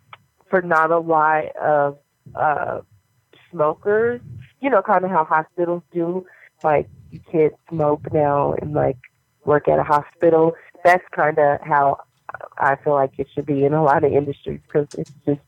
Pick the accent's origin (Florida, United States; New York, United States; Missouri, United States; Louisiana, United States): Missouri, United States